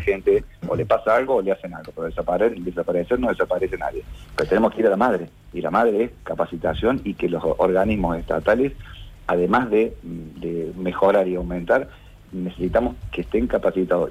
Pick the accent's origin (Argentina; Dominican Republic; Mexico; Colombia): Argentina; Córdoba; somos de Córdoba